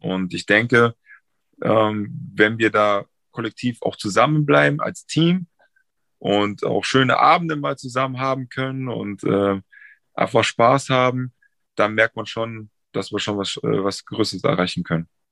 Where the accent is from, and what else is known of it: Munich, Bavaria, Germany; born or raised there; moved away; also born or lived in Frankfurt / Berlin